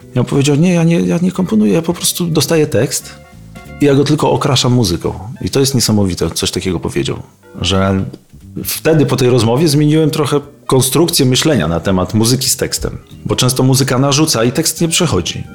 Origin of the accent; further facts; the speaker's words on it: Bartoszyce, Warmian-Masurian Voivodeship, Poland; moved away; also born or lived in Olsztyn; z Olsztyna nie pochodzę, tylko pochodzę z Bartoszyc, ale mieszkałem w Olsztynie, byłem w szkole muzycznej, w internacie